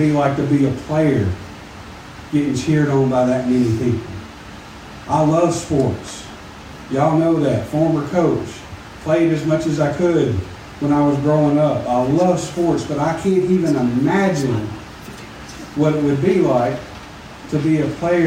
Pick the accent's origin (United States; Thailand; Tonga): United States; Smackover, Arkansas; I'm from Smackover